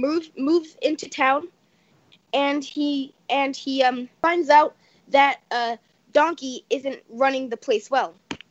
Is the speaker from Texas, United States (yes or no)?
no; West Virginia, United States; I was born in West Virginia